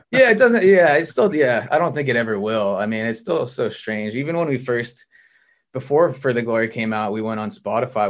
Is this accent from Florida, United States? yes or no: no; Montana, United States; moved away as an adult; now in Los Angeles, United States; I was born and raised in Montana